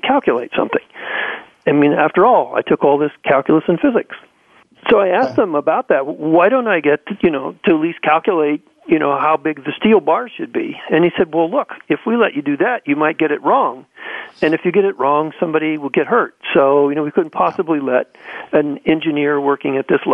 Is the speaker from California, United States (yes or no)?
yes; Central California, United States; I was born and raised in Central California on a farm